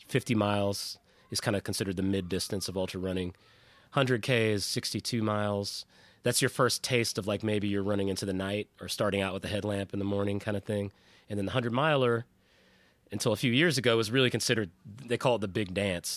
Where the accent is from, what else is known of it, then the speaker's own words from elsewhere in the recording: South Pasadena, California, United States; moved away; also born or lived in Nashville, Tennessee; I grew up in South Pasadena before we moved to Nashville